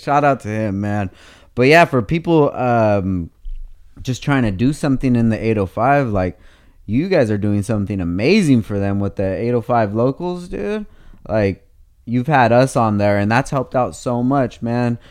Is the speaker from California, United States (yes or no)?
yes; Oxnard, California, United States; I'm super critical of Oxnard, but because I've, I'm, I grew up there